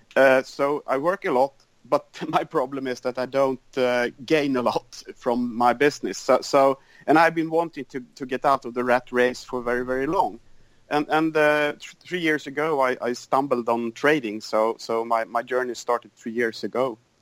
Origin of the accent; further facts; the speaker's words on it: Sweden; I'm from Sweden